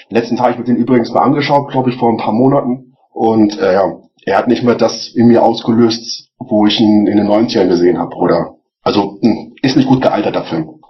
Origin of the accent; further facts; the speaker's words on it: Celle, Lower Saxony, Germany; moved away as an adult; now in Regensburg, Germany; ursprünglich komme ich aus Celle, das ist in der Nähe von Hannover.